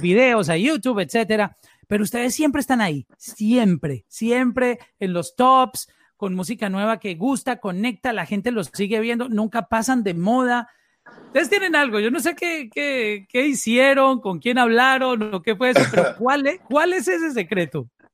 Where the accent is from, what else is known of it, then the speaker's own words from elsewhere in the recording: Colombia; somos en Colombia, porque soy colombiano